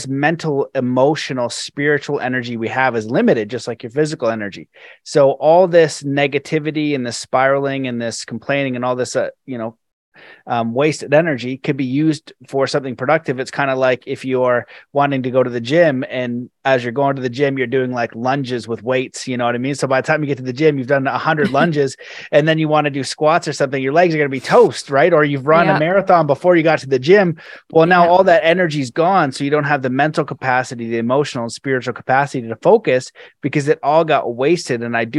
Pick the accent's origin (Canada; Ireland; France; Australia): Canada; I moved in the mountains and I also know that it's cold and I'm Canadian and it gets cold every year since I've been alive.